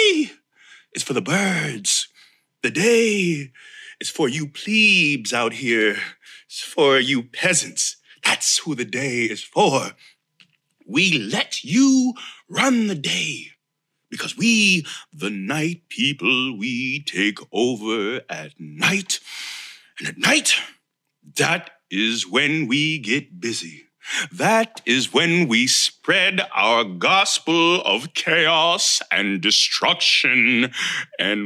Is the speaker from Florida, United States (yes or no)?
yes; Florida, United States; I am from Florida. This is where I live. This is where I rest my head. I have since 1986. minus college